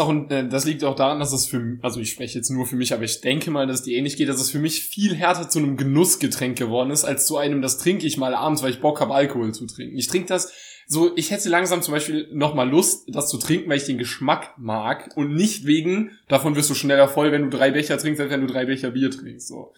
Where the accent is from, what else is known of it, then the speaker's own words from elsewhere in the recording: Saarbrücken, Saarland, Germany; ich komme aus Saarbrücken, das ist ja eine Stadt.